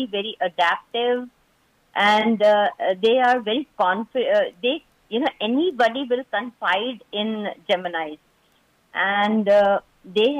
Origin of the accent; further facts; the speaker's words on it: Delhi, India; moved away as an adult; now in Bangalore, India; Born and brought up in Delhi, but being a 4G's wife, so I've been all over India. So now at present, I'm in Bangalore